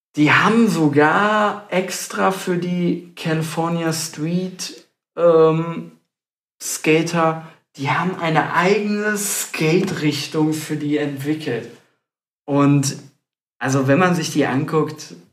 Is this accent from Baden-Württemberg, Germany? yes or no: no; Stadtlohn, North Rhine-Westphalia, Germany; wir selber, wir kommen aus dem Kreis Borken, näher Ahaus, Stadtlohn